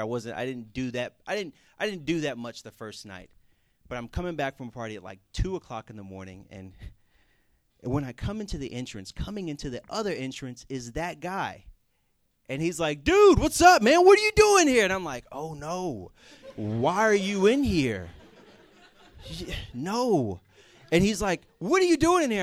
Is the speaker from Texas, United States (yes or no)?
yes; Houston, Texas, United States; moved away; I'm from Houston, Texas